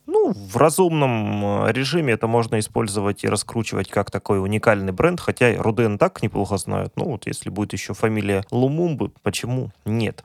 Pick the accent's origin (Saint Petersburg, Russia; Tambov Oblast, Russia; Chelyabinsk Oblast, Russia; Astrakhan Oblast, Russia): Chelyabinsk Oblast, Russia; Chelyabinsk; в Челябинске, в моем родном городе, далеко уже ночь